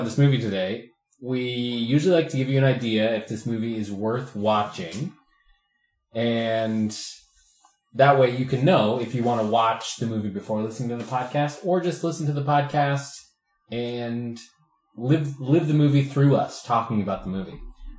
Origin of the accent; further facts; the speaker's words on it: Missouri, United States; I'm not from Kansas, Josh. I'm from Missouri.